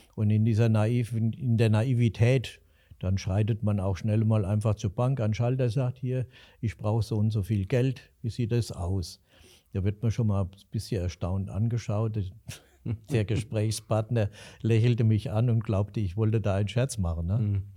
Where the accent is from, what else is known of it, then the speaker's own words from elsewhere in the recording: Alsfeld, Hesse, Germany; ich bin in der unteren Fuldagasse aufgewachsen